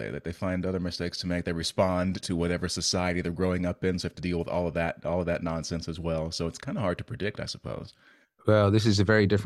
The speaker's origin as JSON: {"language": "English", "region": "Virginia", "country": "United States", "tie": "born or raised there", "also_born_or_lived": "Heidelberg, Germany / Belgium", "said": "So, like, I was born in Heidelberg. Um, I have just about no memory of that. And then uh, we were in uh, south in, uh, southeastern Virginia. Then we went to Belgium"}